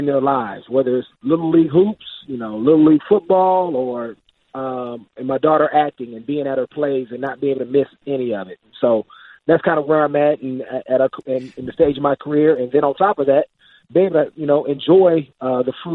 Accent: Oakland, California, United States; I'm from Oakland, California, inner city, grew up with a single parent.

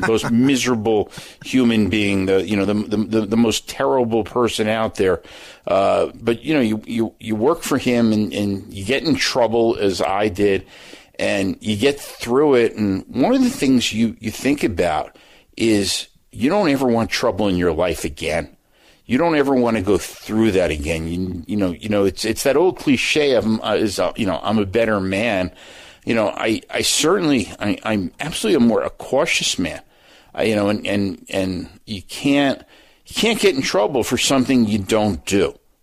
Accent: New Jersey, United States; I'm from New Jersey

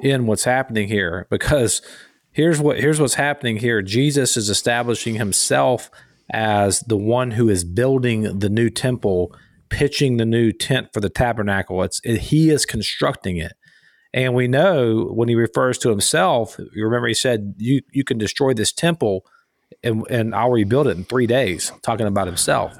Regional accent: Gainesville, Florida, United States; the town I grew up in was in Gainesville, Flor-, Florida

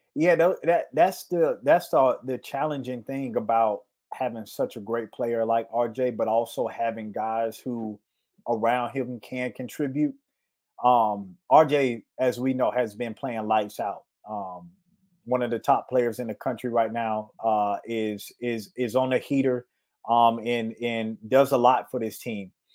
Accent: Florida, United States; moved away; I'm from Florida

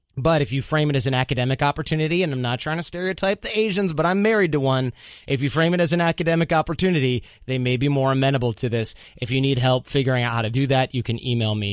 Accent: United States

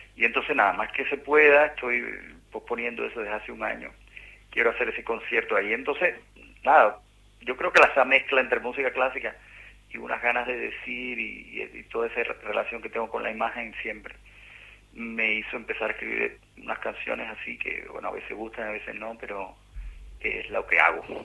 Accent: Cuba; moved away as an adult; a Argentina fue el primer país que llegué después que salí de Cuba

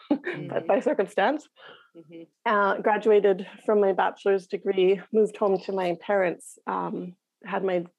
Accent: Whitehorse, Yukon, Canada; accent: Northern Canadian; moved away as an adult; I grew up in the capital city, Whitehorse, in the Yukon

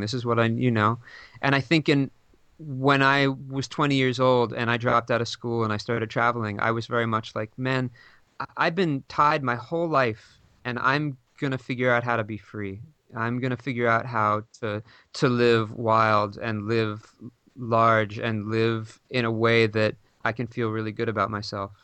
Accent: New York City, New York, United States; I grew up in New York City

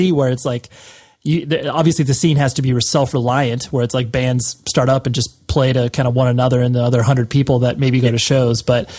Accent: Las Vegas, Nevada, United States; I was born and raised in Las Vegas, and I'm 34

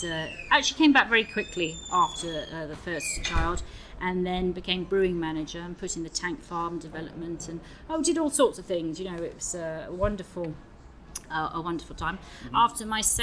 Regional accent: Bristol, South West England, United Kingdom; also born or lived in London / Edinburgh; came back to my hometown of Bristol

